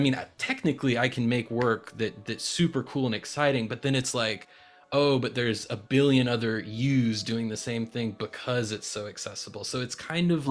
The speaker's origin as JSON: {"language": "English", "region": "North Carolina", "country": "United States", "tie": "born or raised there", "said": "North Carolina, that's my hometown, uh, home state"}